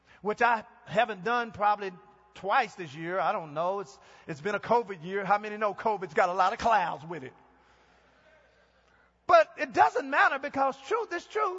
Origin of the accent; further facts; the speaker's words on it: Texas, United States; moved away; I'm from Texas, and we use the phrase Mama Dem